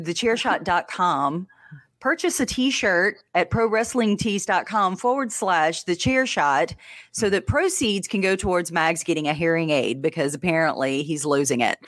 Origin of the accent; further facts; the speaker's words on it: Louisiana, United States; accent: Louisiana redneck; my redneck accent